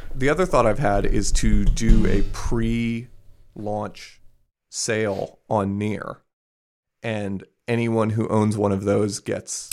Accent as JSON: {"language": "English", "region": "Maryland", "country": "United States", "said": "I'm from Maryland"}